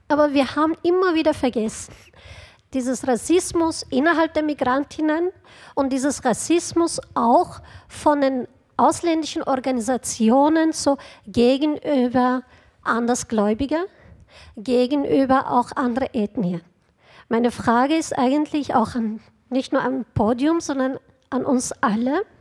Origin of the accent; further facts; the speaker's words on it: Turkey; ich bin in der Türkei geboren, aufgewachsen in den 80er Jahren.